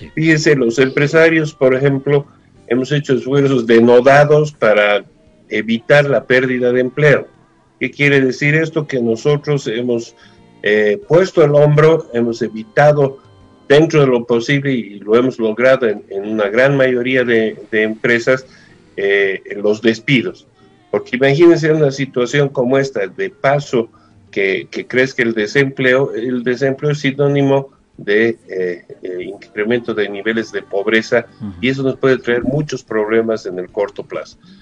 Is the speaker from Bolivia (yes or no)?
yes; Bolivia; nosotros como bolivianos